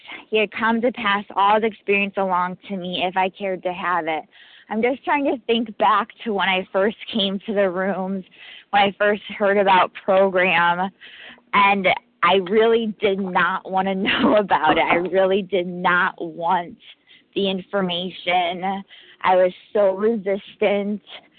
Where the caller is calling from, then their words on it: New York, United States; I'm calling from New York, gratefully recovering compulsive overeater.